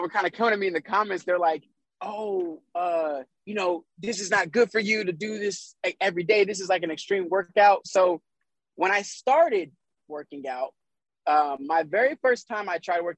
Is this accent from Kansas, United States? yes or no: yes; Kansas, United States; moved away; also born or lived in Las Vegas; I'm from Kansas originally.